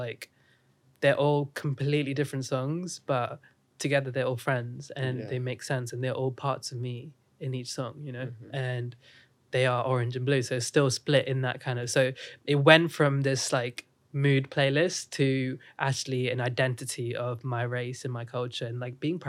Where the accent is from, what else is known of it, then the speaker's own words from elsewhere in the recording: India; accent: Indian; now in United Kingdom; I grew up in India, so obviously I had an Indian accent.